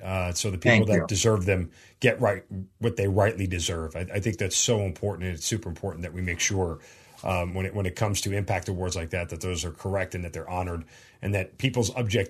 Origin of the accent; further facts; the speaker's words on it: New York, United States; I'm a New Yorker and was an ROTC cadet